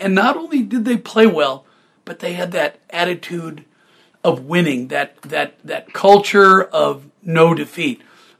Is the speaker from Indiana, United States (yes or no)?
no; Portland, Oregon, United States; I'm originally from Portland, Oregon, and I'm a proud University of Oregon Duck. And I love being from the Pacific Northwest